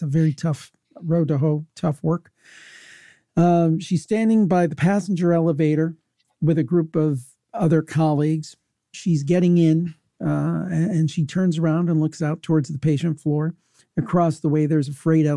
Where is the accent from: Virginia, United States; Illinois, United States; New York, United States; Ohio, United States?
Ohio, United States; Cleveland; it did happen in my hometown.